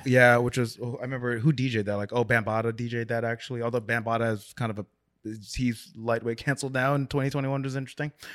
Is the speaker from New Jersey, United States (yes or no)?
yes; South Orange, New Jersey, United States; Grew up in South Orange, New Jersey.